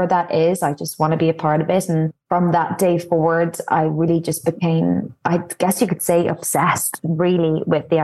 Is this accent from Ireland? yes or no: yes; Dublin, Leinster, Ireland; moved away; I'm from Clontarf. I grew up in the same house